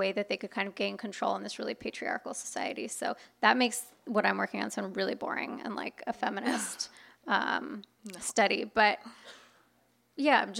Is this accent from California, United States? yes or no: yes; Inland Empire, Southern California, United States; growing up where I grew up in the Inland Empire, it's definitely a red county